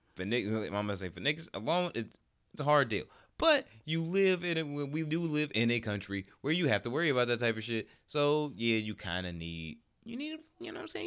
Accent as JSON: {"language": "English", "town": "Detroit", "region": "Michigan", "country": "United States", "said": "I'm from Detroit"}